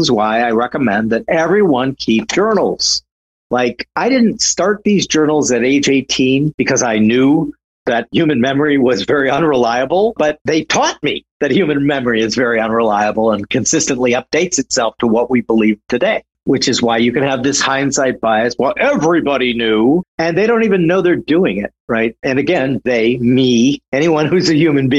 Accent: St. Paul, Minnesota, United States; I'm originally from St. Paul, Minnesota, which was the Twin Cities

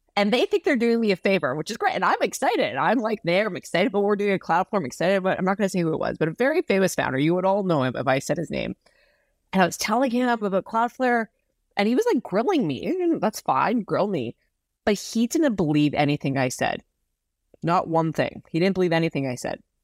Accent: Saskatchewan, Canada; now in San Francisco, United States; I grew up in a, i, in a place in Canada that's, uh, called Saskatchewan

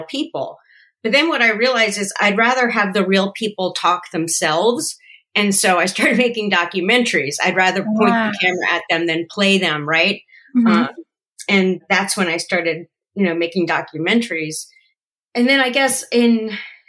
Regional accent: New Jersey, United States; moved away as an adult; also born or lived in Yonkers, New York / New York / Hollywood; I was born in Yonkers, but I really grew up in New Jersey

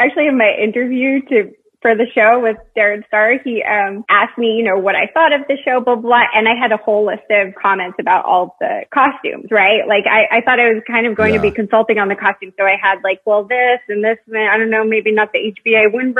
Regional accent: California, United States; So I moved around a lot, but I usually say Northern California.

